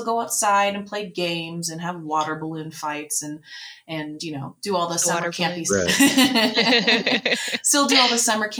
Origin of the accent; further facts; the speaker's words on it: Dallas, Texas, United States; moved away as an adult; now in Flagstaff, United States; I'm originally from Dallas, Texas